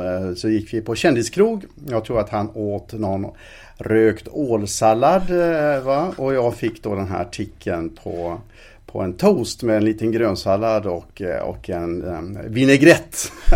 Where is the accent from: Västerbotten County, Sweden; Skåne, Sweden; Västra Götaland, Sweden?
Västra Götaland, Sweden; Alingsås; i Alingsåstidningen där jag växte upp